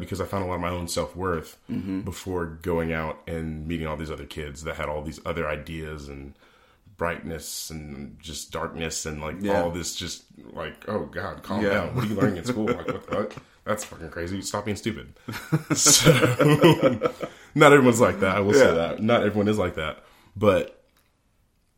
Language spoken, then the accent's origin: English; Brunswick, Georgia, United States; I grew up in Brunswick, Georgia.